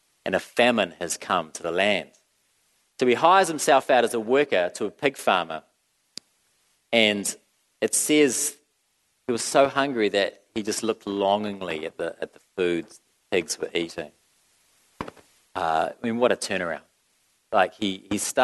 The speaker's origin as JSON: {"language": "English", "country": "New Zealand", "said": "I'm from New Zealand"}